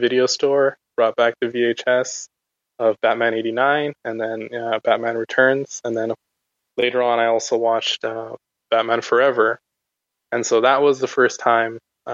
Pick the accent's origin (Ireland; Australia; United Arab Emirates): United Arab Emirates; Abu Dhabi; I was actually growing up in the Middle East in Abu Dhabi